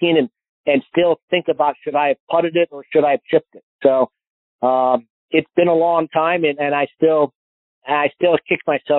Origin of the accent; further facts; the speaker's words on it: Phoenix, Arizona, United States; growing up in the Valley